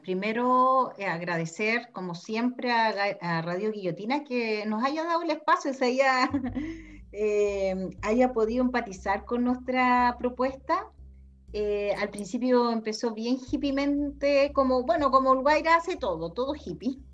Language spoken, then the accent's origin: Spanish; Chile; somos bien pauteados como chilenos